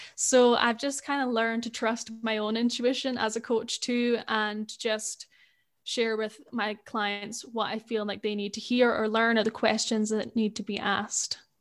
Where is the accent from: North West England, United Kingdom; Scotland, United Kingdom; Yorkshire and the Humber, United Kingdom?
Scotland, United Kingdom; accent: Scottish; I grew up in Scotland